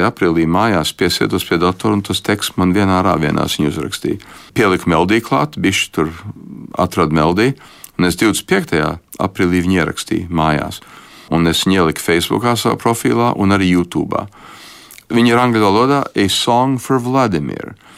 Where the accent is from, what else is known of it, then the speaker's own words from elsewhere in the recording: United States; Es arī uzaugu Amerikā, teiksim, 60. gados